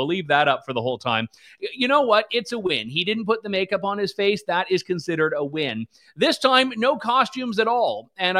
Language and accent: English; Canada; the Liberal caucus retreat, which is in my city.